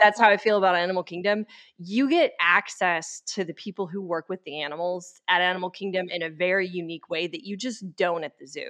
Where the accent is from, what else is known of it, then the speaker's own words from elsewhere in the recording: Dallas, Texas, United States; moved away; I'm from Dallas